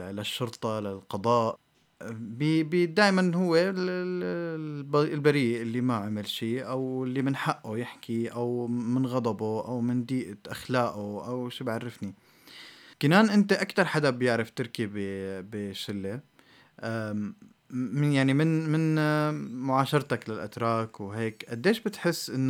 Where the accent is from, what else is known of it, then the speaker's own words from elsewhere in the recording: Syria; بالمبدأ اللي تربينا عليه ك... كسوريين أو كعرب إجمالا